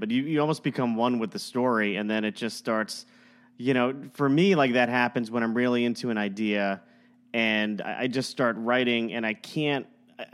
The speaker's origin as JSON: {"language": "English", "region": "South Florida", "country": "United States", "tie": "born or raised there", "said": "I grew up in South Florida"}